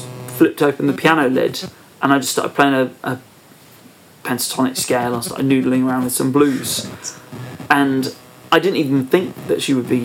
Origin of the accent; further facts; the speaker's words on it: Perranporth, South West England, United Kingdom; also born or lived in Truro; I was born in Trillisk, but I'm from Perranporth